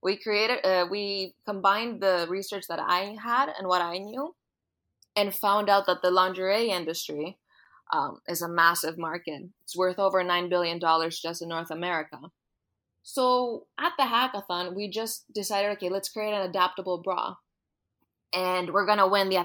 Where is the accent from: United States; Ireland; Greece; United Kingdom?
Greece; moved away; I was born and raised in Greece. So I went to high school in Greece